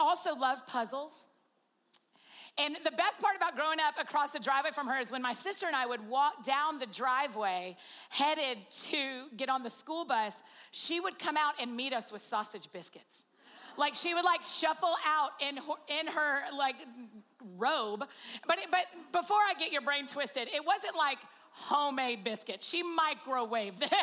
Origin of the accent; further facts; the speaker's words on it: Georgia, United States; I'm from Georgia and that's what we